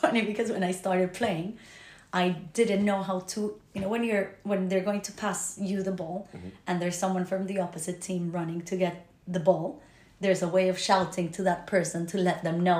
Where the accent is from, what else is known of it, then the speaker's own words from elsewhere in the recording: Bogotá, Colombia; moved away as an adult; now in London, United Kingdom; I am originally from Bogota, Colombia. And I've been in the UK for 6 years. Six and a half already, which is mad. Always in London.